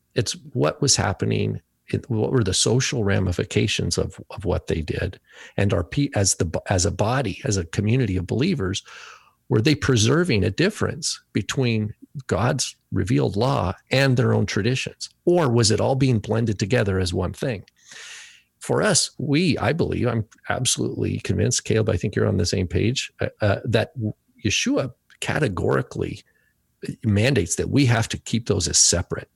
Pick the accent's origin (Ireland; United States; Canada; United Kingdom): United States; first language English; I can only speak as an American citizen 'cause I've never been, this is where I was born and this is, you know, where I b, was educated and English is my main language